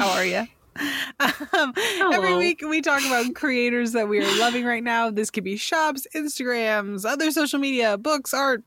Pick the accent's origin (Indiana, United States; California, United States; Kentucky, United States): California, United States; I'm from California